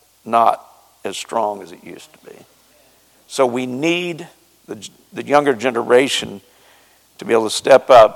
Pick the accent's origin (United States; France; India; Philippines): United States; Ozark Mountains, Southwest Missouri; moved away; I'm from Southwest Missouri, where the hillbillies live, and in the Ozark Mountains